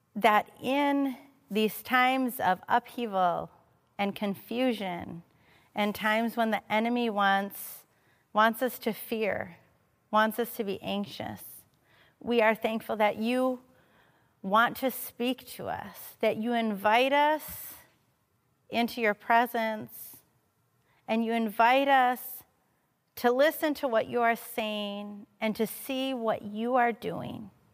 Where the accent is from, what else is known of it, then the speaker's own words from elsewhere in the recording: Madison, Wisconsin, United States; moved away; I'm originally from Madison. I was born here. I grew up here